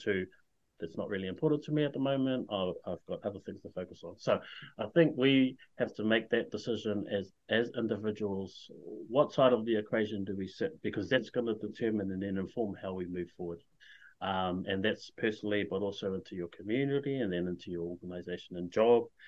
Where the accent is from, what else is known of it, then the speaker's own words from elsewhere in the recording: Whakatane, Bay of Plenty, New Zealand; now in Hamilton, New Zealand; I was born and raised in Whakatane, but I currently live in Hamilton with my wife and four kids